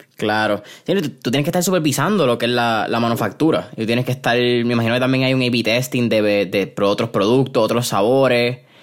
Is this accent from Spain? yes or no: no; Puerto Rico; como puertorriqueños